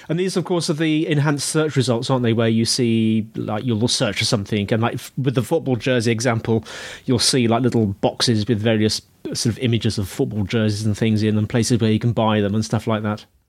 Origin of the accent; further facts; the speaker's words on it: Birmingham, West Midlands, United Kingdom; I was born in Birmingham not Birmingham, oh. Alabama, Birmingham and the West Midlands in the UK